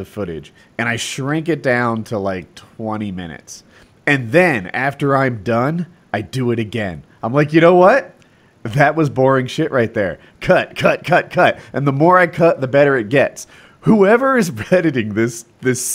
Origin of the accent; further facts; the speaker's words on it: New Jersey, United States; I'm from Jersey